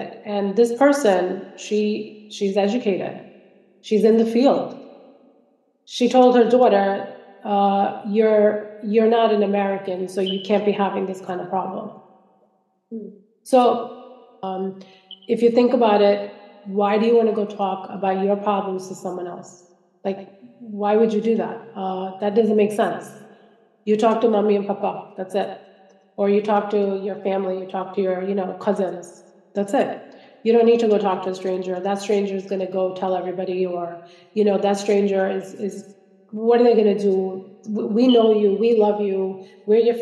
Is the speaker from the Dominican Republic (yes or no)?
no; Kerala, India; now in United States; I'm from Kerala.